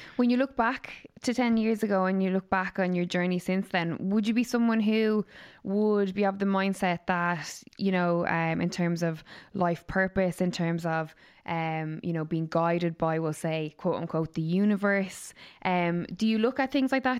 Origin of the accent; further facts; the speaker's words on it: Waterford, Munster, Ireland; moved away; All the way from Waterford, my hometown